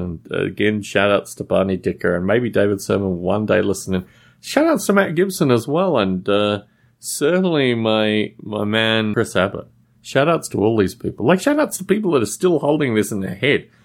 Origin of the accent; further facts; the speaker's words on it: Australia; I was growing up in Australia at the time.